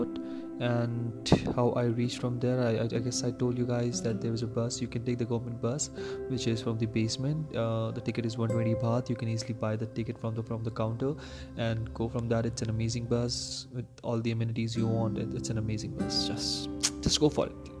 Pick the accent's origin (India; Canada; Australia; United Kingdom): India; since we are from India